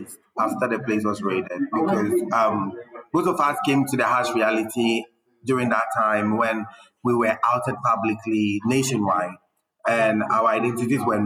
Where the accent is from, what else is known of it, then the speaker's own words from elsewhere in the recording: Ghana; we grew up in Ghana. We know how Ghanaians think